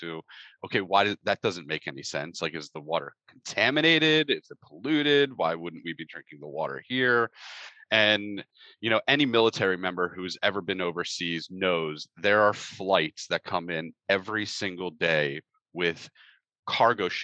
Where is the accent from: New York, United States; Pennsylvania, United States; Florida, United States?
Pennsylvania, United States; moved away as an adult; I grew up in Pennsylvania, typical childhood